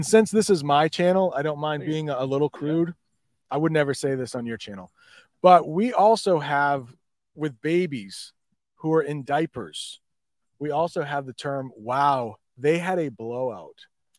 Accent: Bangladesh; first language bn; English is a second language; As I mentioned before, I'm from Bangladesh, where people used to speak Bengal.

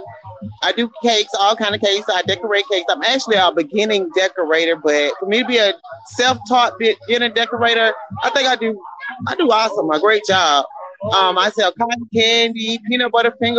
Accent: Albany, Georgia, United States; I'm from Albany, Georgia.

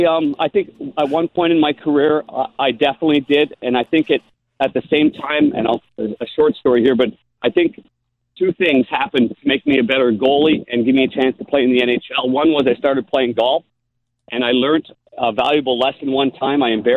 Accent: Midwest, United States; now in St. Louis, United States; when I came from the Midwest where we all had bent grass

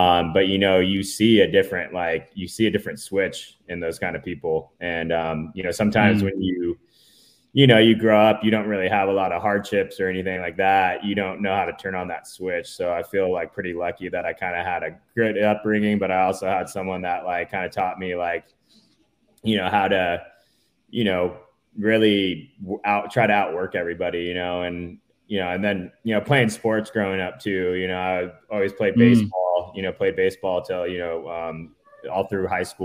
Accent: San Diego, California, United States; I grew up in San Diego, and I'm still here now

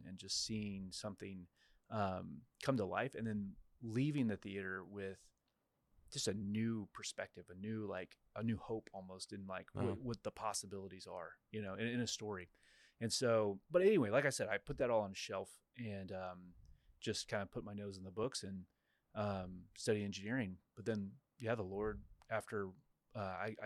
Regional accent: Kansas, United States; moved away as an adult; also born or lived in Florida; now in Waco, United States; I'm from Kansas originally, and I actually ended up in Waco

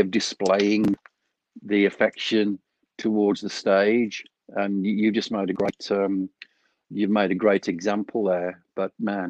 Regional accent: Walsall, West Midlands, United Kingdom; moved away as an adult; now in Phoenix, United States; my hometown in Walsall

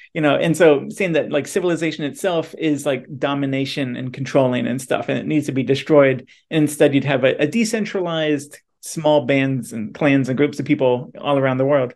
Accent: Midwest, United States; we're both from the Midwest

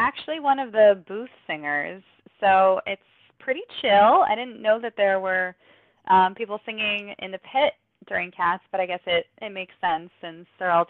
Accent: Bucks County, Pennsylvania, United States; I'm from Bucks County, Pennsylvania.

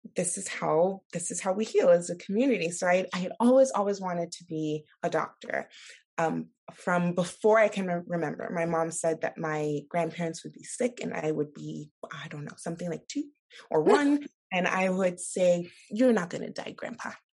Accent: Nigeria; moved away; I'm from Nigeria

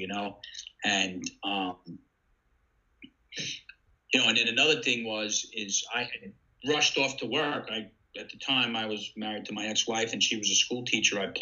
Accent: Deer Park, New York, United States; moved away as an adult; now in Ocean City, United States; I had two good friends that I grew up with in Deer Park

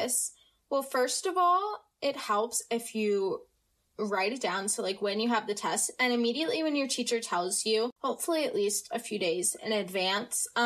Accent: United States; accent: American; I have no accent and that I sound very American, which I am American.

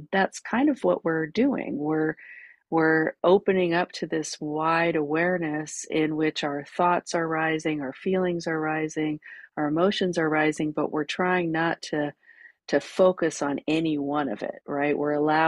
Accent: California, United States; moved away as an adult; also born or lived in New York City; I grew up in California. I moved to New York City after I graduated from college

